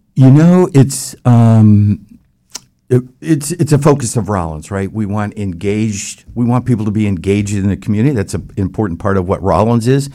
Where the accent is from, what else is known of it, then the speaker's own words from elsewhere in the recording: Palatine, Illinois, United States; moved away as an adult; also born or lived in Baton Rouge, Louisiana / Texas; now in Orlando, United States; I grew up in the Midwest in the Chicago area